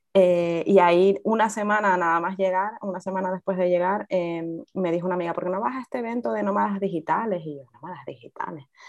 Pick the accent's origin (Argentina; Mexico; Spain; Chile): Spain; Fuerteventura, Canary Islands; nací en Fuerteventura